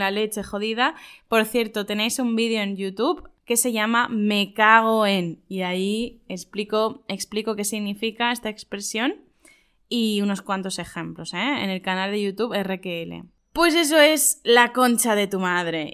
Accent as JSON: {"language": "Spanish", "country": "Spain", "said": "En España diríamos"}